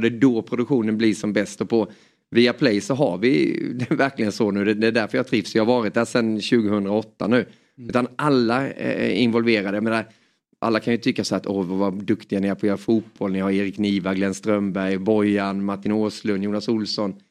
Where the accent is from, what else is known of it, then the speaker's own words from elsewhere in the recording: Småland, Sweden; accent: Småland dialect; also born or lived in Hjärup, Skåne; vi flyttade därifrån när jag var bara några månader och så står att jag är skåning men har ju småländskan